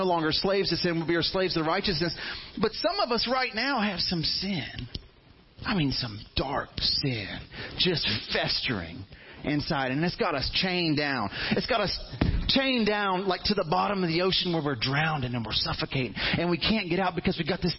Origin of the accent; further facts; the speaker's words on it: Fairhope, Alabama, United States; all my life, I grew up in Fairhope. And, you know, I thought all Alabama was like Fairhope when I was a teenager.